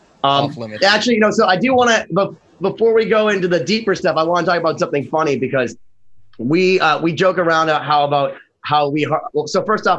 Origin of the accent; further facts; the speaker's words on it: East Hartford, Connecticut, United States; I grew up in Connecticut, right?